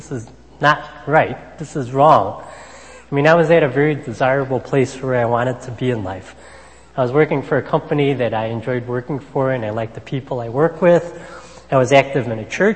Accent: Chicago, Illinois, United States; moved away as an adult; also born or lived in Honolulu, Hawaii; I'm originally from Chicago

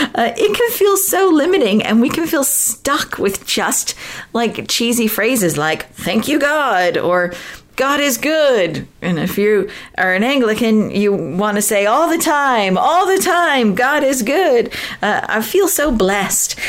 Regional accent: Southern California, United States; moved away as an adult; I'm from originally from Southern California

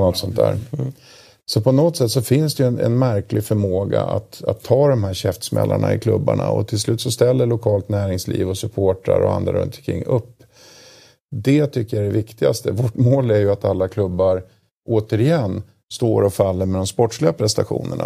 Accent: Uppsala, Uppsala County, Sweden; jag kommer från Uppsala

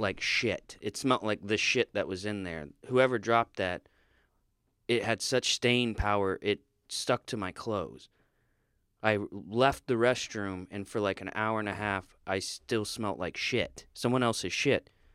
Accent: Florida, United States; being from Florida

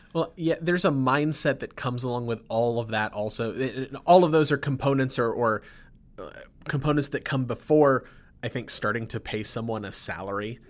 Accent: Sugar Land, Texas, United States; I grew up in Sugarland

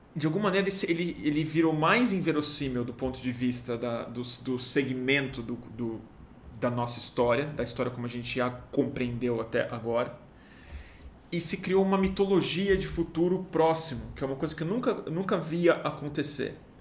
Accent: Brazil; como brasileiro

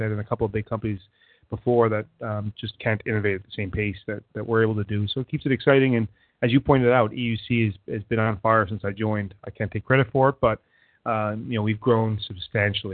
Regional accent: Canada; moved away as an adult; now in Boston, United States; I'm a Canadian that lives in Boston for the last 15 years. So you might hear a number of different accents come out

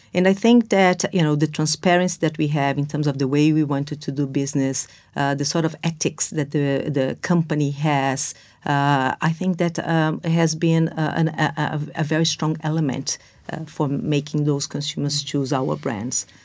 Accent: Brazil; moved away as an adult; now in London, United Kingdom; I was born and raised in Brazil

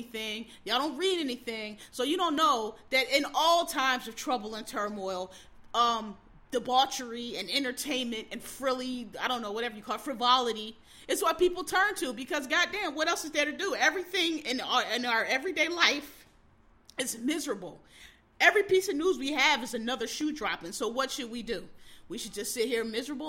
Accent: Philadelphia, Pennsylvania, United States; I grew up in the inner city, I grew up in Philadelphia

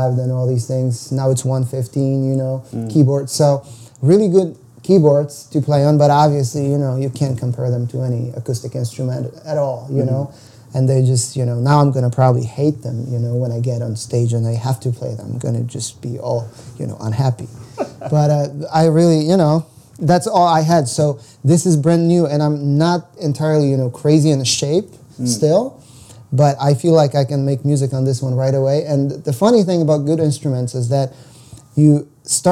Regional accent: Poland; moved away as an adult; also born or lived in United States / Ukraine; now in Toronto, Canada; jazz scene was non-existent in my hometown

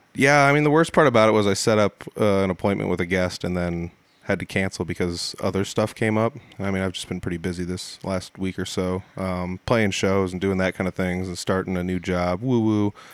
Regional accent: Humboldt, Iowa, United States; there used to be a bottling factory here in my hometown

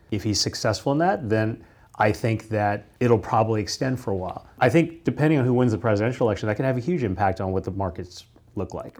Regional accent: Kansas, United States; moved away; I grew up in the Midwest. I grew up in Kansas.

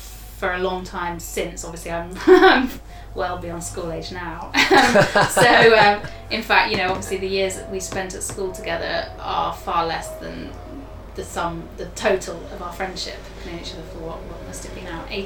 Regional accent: Haywards Heath, South East England, United Kingdom; accent: southeast England; I'm from Sussex. Lovely Sussex originally. We went to school down near a town called Haywards Heath

